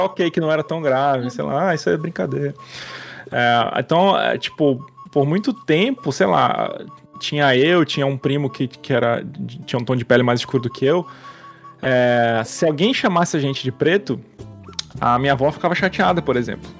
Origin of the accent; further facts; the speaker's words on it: Manaus, Amazonas, Brazil; por ser de Manaus, eu me identifiquei muitos anos como indígena.